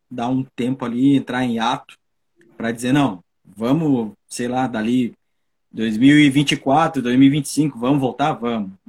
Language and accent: Portuguese; São Borja, Rio Grande do Sul, Brazil; moved away; que eu resolvi sair da, da minha cidade natal, chamada São, São Borja, terra dos presidentes de Getúlio Vargas, João Goulart.